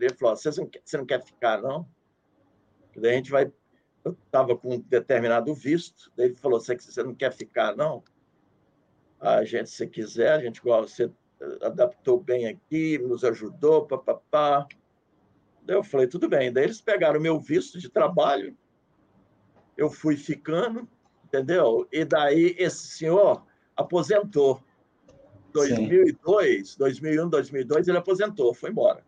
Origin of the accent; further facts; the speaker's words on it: Brazil; sou do Brasil